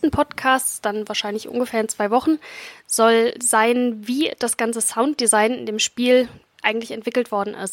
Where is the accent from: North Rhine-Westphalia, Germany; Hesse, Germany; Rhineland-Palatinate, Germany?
Rhineland-Palatinate, Germany; Mainz; also born or lived in Dresden; Ich komme selber ursprünglich aus Mainz, habe die letzten vier Jahre in Dresden Musiktheorie studiert